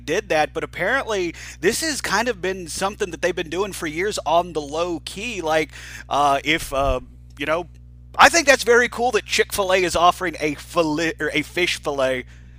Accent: United States; I'm an American

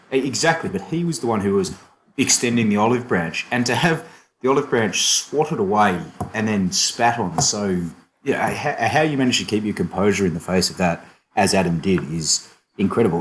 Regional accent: Australia; moved away as an adult; now in London, United Kingdom; moved out from Australia to the UK

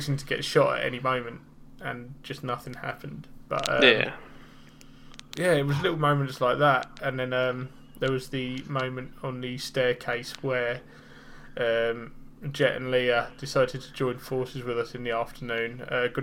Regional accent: England, United Kingdom; I'm English

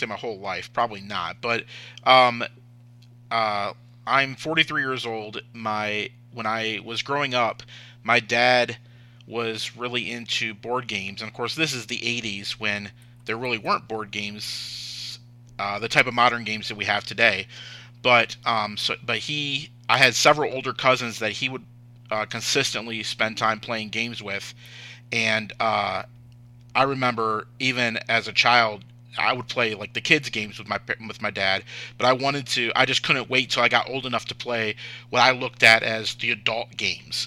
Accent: Michigan, United States; I'm from Michigan

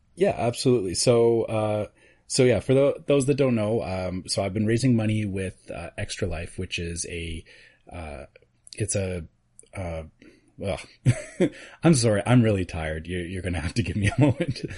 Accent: Canada; being Canadian, we've already had Thanksgiving

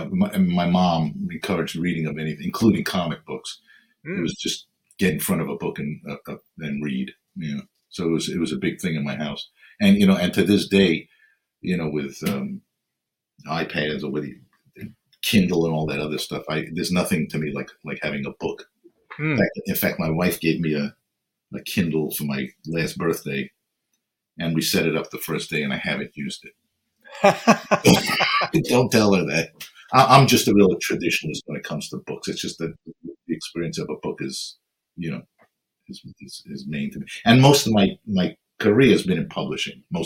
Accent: New York City, New York, United States; moved away as an adult; also born or lived in Manhattan / Queens; now in Baldwin, United States; I grew up in the city. I grew up in the Bronx, a borough of the city, and lived in Manhattan and Queens, and then moved out to Long Island

